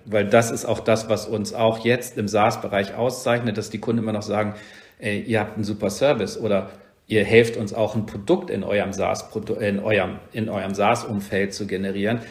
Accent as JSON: {"language": "German", "region": "Rhineland", "country": "Germany", "tie": "born or raised there", "also_born_or_lived": "Northern Germany", "moved": "yes", "said": "Ich komme halt aus dem Rhein, also ich bin gebürtiger Rheinländer, bin seit vielen Jahren in Norddeutschland"}